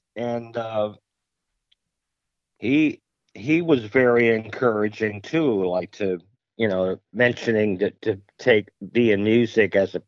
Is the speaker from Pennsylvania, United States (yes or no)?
yes; Mount Carmel, Pennsylvania, United States; Well, Mount Carmel, Pennsylvania. It's a small town in the Scranton-Wilkes-Barre area, or the Allentown-Bethlehem area. It's about a three-hour drive from New York City, directly west.